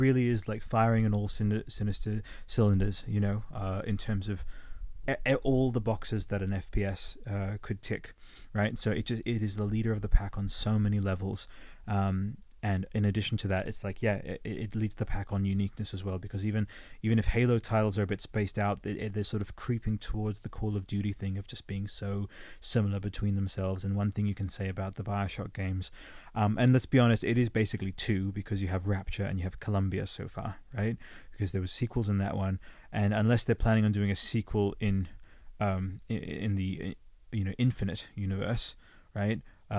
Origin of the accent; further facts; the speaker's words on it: Australia; moved away; Sometimes the Australian will just slip in there, rice, the human race. I am Australian, but I never really absorbed the accent, even though I've been here for over 27 years, so there you go.